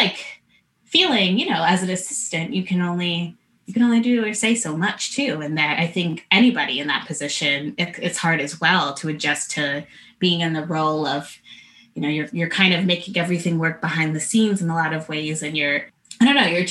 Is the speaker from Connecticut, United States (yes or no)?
yes; Connecticut, United States; I had also been used to being the only Black girl as a kid when I grew up in Connecticut